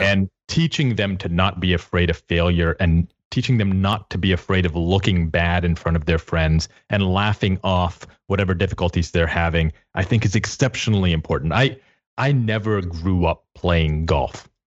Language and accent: English; Texas, United States; I'm from Texas